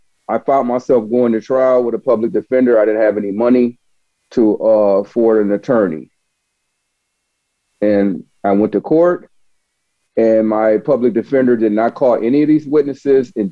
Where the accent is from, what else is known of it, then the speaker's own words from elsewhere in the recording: Buffalo, New York, United States; now in Augusta, Georgia, United States; I grew up in Buffalo, New York